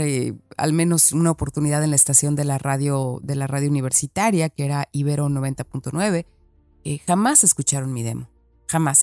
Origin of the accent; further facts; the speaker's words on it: Guadalajara, Jalisco, Mexico; accent: Mexican; moved away as an adult; also born or lived in Mexico City / London; la primera vez que me mudé de mi ciudad, de mi colonia, de Guadalajara, me mudé a la Ciudad de México